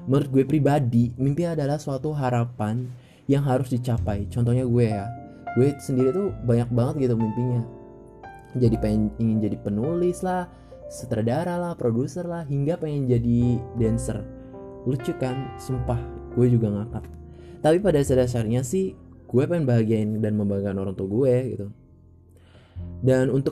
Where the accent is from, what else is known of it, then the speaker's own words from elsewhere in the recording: Indramayu, West Java, Indonesia; Asal gue dari Indramayu, umur gue 18 tahun.